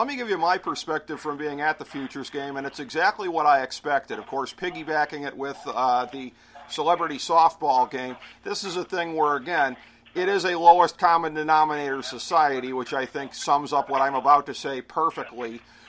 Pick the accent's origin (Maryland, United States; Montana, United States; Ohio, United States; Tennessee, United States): Ohio, United States; Cleveland; my hometown of Cleveland, Ohio